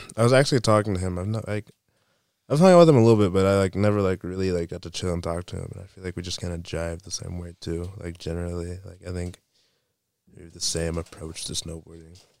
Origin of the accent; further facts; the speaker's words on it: Waynesville, North Carolina, United States; I'm from North Carolina, Waynesville, North Carolina